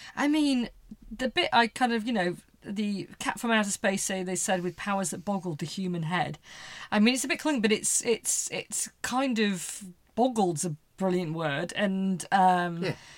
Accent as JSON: {"language": "English", "region": "England", "country": "United Kingdom", "said": "obviously I'm English, uh, well British"}